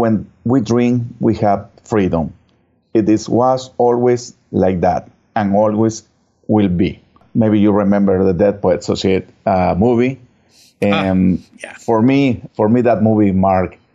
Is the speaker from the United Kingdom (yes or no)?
no; Mexico; English is a second language; moved away as an adult; now in Houston, United States; I'm originally from Mexico